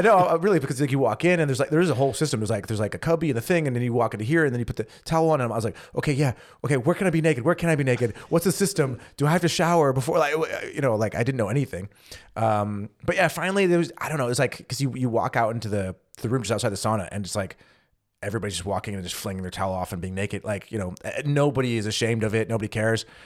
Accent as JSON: {"language": "English", "region": "California", "country": "United States", "also_born_or_lived": "Missouri", "moved": "as an adult", "lives_now": "Germany", "said": "I'm from California"}